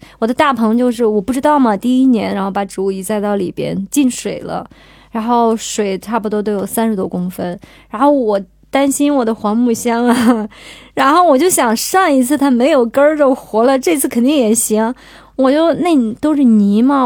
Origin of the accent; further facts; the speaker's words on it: Qinghai, China; moved away; 我从小是生活在青海嘛，生活在草原上